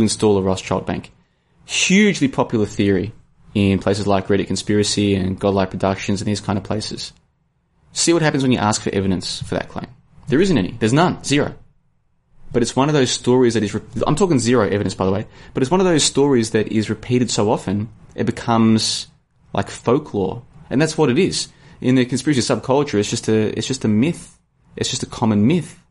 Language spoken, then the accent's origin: English; Australia; I'm from Australia.